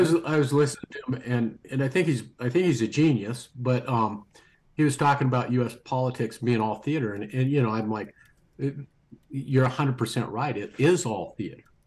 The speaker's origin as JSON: {"language": "English", "country": "United States", "said": "us as American citizens"}